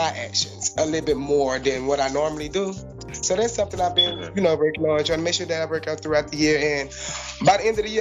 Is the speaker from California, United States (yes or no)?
no; Houston, Texas, United States; I'm from Houston, Texas.